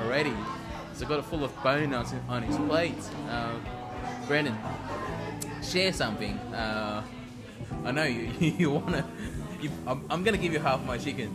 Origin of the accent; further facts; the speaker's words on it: Sydney, New South Wales, Australia; I grew up in Marrickville Valley Chill in the 90s